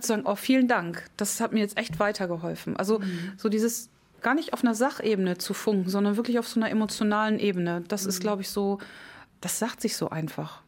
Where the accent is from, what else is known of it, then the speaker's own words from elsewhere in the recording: Kollmar, Schleswig-Holstein, Germany; ich komme ja nun aus Colmar